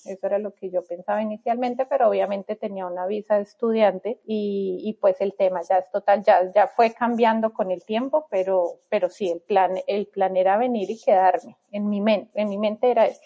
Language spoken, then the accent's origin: Spanish; Bogotá, Colombia; moved away as an adult; now in Melbourne, Australia; nací en Colombia, en Bogotá específicamente